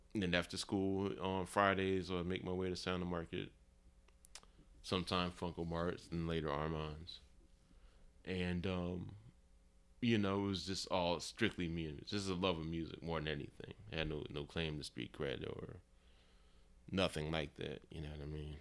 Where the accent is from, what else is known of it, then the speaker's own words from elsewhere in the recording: United States; culturally, I grew up in America